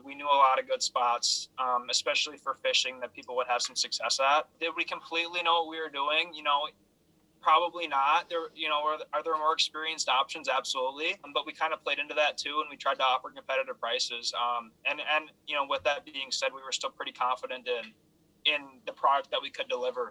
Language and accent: English; Hastings, Minnesota, United States; moved away as an adult; I'm from Hastings, Minnesota, about 20 minutes south of the Twin Cities.